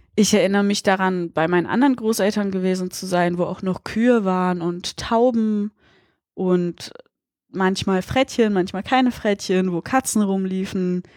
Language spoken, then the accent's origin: German; Berlin, Germany; Ich komme aus Berlin, Friedrichshain, aufgewachsen, lebe hier auch immer noch.